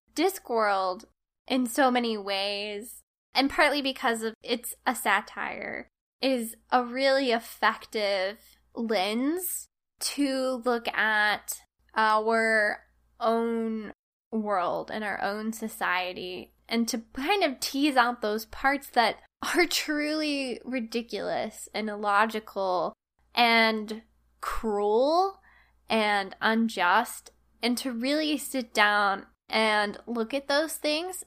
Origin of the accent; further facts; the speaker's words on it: United States; I'm an American